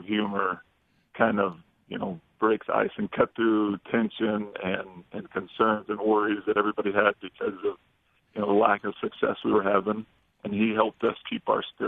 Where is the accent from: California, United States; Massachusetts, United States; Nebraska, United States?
California, United States; Bay Area; moved away as an adult; also born or lived in Provo, Utah; Growing up in California